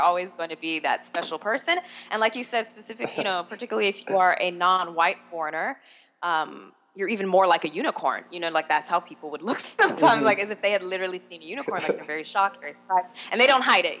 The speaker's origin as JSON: {"language": "English", "town": "Miami", "region": "Florida", "country": "United States", "also_born_or_lived": "Busan, South Korea", "said": "I'm originally from Miami"}